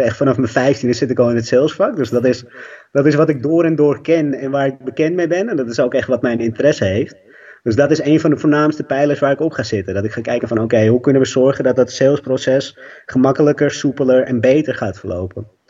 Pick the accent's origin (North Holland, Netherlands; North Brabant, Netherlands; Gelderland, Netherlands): North Holland, Netherlands; Amstelveen; ik ben enig kind, opgegroeid in Amstelveen